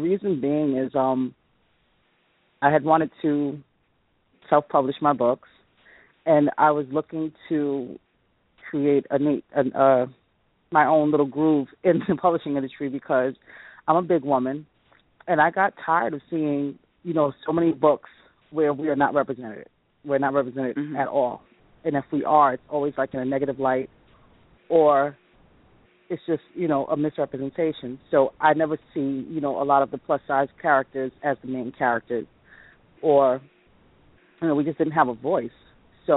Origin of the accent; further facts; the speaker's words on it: New York City, New York, United States; growing up in the Bronx